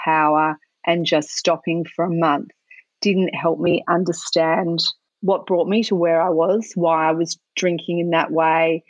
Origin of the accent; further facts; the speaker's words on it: Australia; growing up in Australia, there's just so much cultural pressure and normalisation of drinking everywhere